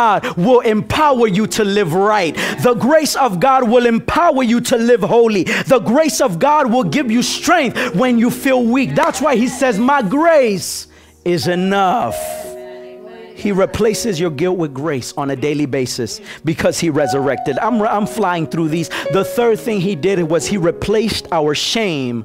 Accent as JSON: {"language": "English", "country": "Nicaragua", "said": "I'm really from Nicaragua, but you know, my wife is Dominican"}